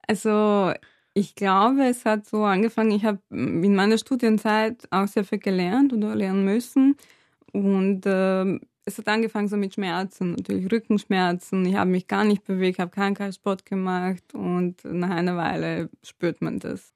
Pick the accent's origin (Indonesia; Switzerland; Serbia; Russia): Serbia; moved away as an adult; now in Vienna, Austria; ich komme aus Serbien, bin dort aufgewachsen und bin mit 19, ja, glaube ich, mit 19 nach Wien gezogen, um zu studieren